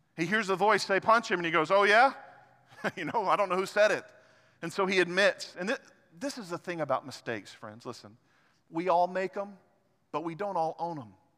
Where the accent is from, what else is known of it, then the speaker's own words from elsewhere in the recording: Arkansas, United States; I'm an Arkansan